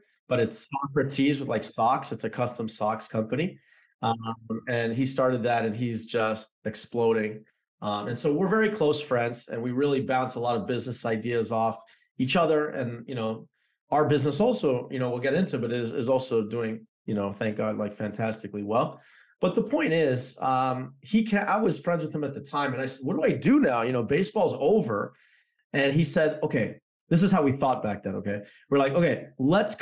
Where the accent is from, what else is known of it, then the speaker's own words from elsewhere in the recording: Toronto, Ontario, Canada; moved away as an adult; also born or lived in New Jersey; So I'm from Canada. I grew up in Toronto.